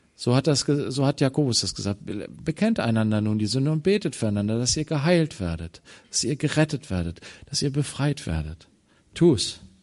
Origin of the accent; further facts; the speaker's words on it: Germany; als Deutsche